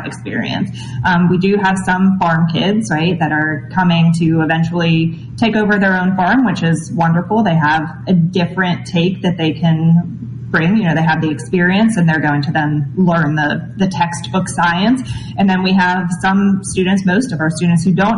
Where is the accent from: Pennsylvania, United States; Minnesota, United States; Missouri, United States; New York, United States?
Pennsylvania, United States; Pittsburgh; moved away as an adult; also born or lived in Kentucky; When I grew up in Pittsburgh, Pennsylvania, and when I was growing up, I grew up with horses